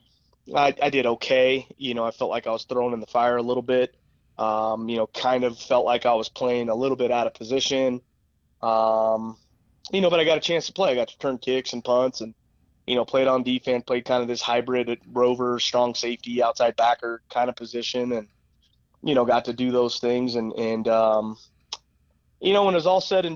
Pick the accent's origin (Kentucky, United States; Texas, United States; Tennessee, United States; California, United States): California, United States; Fresno; moved away as an adult; now in Colorado, United States; I was in my hometown